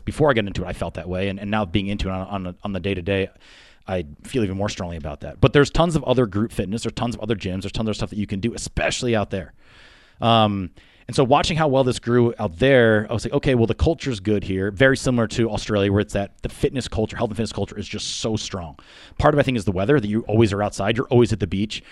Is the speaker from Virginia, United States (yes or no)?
no; the Poconos, Pennsylvania, United States; moved away as an adult; I grew up in the Poconos, so again, from Pennsylvania.